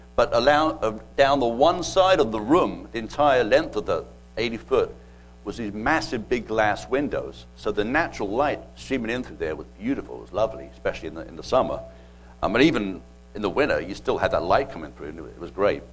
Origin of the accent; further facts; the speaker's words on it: England, United Kingdom; now in United States; I remember growing up as a kid um, over in England